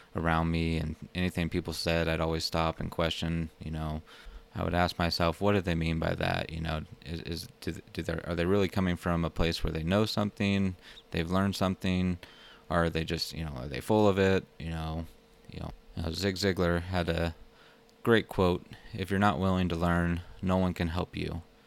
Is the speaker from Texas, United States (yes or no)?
yes; Plano, Texas, United States; moved away as an adult; also born or lived in Colorado Springs, Colorado; I'm originally from Plano, Texas, a small town north of Dallas, where I grew up for the first twenty-six years of my life